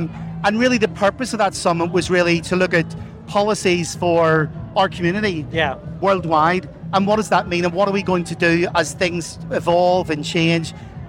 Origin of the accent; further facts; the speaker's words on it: Ireland; accent: Irish; now in Chester, United Kingdom; I live in Chester, but I'm from Ireland. You probably hear from the accent. And I'm one of the regional leads here based in Chester for Bank of America.